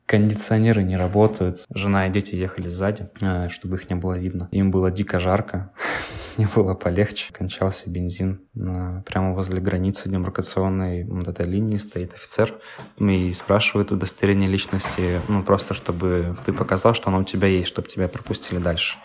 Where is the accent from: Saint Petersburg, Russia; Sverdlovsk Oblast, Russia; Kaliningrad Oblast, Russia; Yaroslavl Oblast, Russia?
Kaliningrad Oblast, Russia; Kaliningrad; moved away as an adult; also born or lived in Pavlodar, Kazakhstan; now in Philadelphia, United States; родились мы оба в Казахстане, но в разных городах. Она родилась в Кокчетаве, Наташа, я родился в Павлодаре. Потом мы переехали в Калининград.